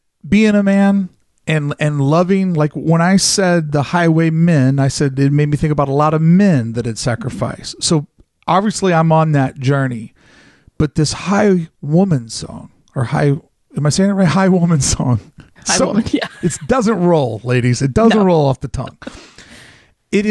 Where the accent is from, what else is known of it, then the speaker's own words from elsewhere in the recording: the South, United States; growing up in the South, you're raised to give a lot of respect and tribute to the military